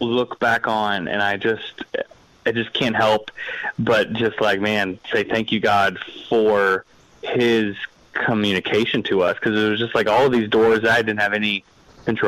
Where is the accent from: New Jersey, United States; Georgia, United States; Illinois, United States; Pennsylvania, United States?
Pennsylvania, United States; Punxsutawney; also born or lived in Kentucky / Indianapolis, Indiana; So I was born in Kentucky. We moved to Punxsutawney, Pennsylvania when I was about 6 years old, and I graduated high school there